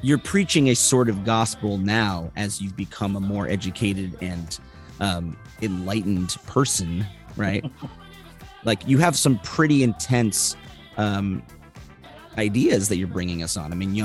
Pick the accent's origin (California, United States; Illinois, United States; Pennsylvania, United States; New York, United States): Illinois, United States; Chicago; growing up in Chicago